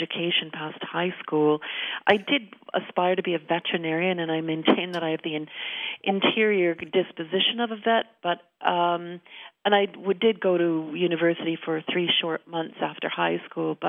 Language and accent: English; Manitoba, Canada; also born or lived in Winnipeg, Canada; now in Stratford, Canada; I grew up in Manitoba and I lived in Winnipeg